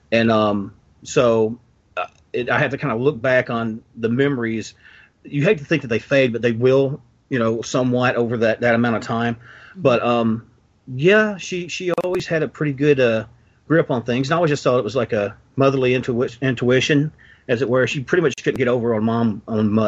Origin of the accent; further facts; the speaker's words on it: Western Kentucky, United States; accent: Southern; being from the South as well, because I was born and raised here. Which obviously, I'm sure my accent just screams over this mic